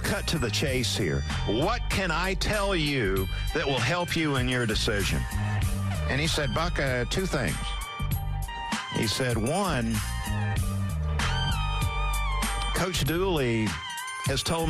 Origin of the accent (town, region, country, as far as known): Valdosta, Georgia, United States; born or raised there; now in Cumming, United States